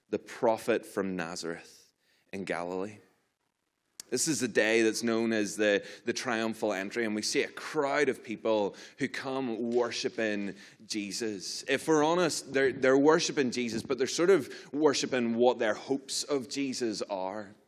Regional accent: Ireland; I'm from, from Ireland.

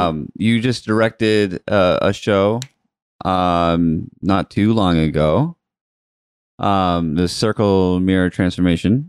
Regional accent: Otisfield, Maine, United States; I was an Otis Field boy

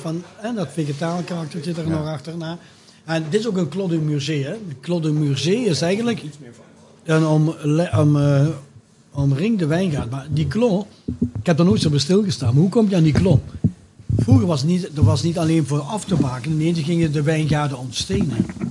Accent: Belgium; now in Netherlands; een kleintje het landje waar ik vandaan kom.

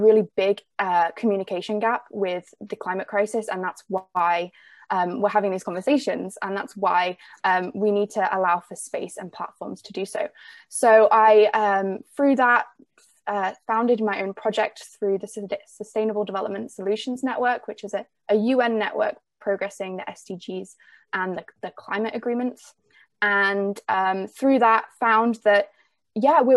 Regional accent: England, United Kingdom; accent: English; now in Vancouver Island, Canada; I grew up in the UK

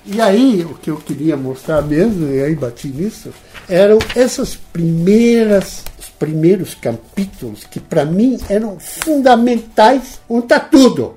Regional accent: Netherlands; now in São Paulo, Brazil; como era um holandês e queria voltar de vez em quando à minha terra

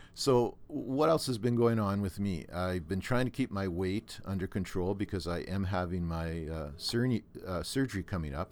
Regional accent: Thunder Bay, Ontario, Canada; I grew up in Thunder Bay

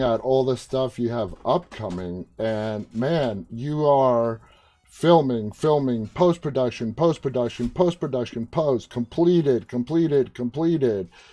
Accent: New York City, New York, United States; moved away; It's where I was born and raised, New York City

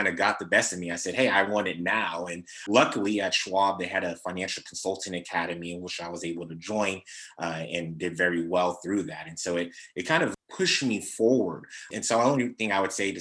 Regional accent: Sacramento, California, United States; I'm from South Sacramento. I'm Nigerian American

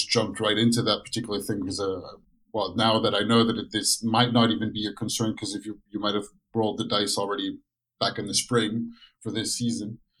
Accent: France; moved away as an adult; now in Chicago, United States; I grew up in France

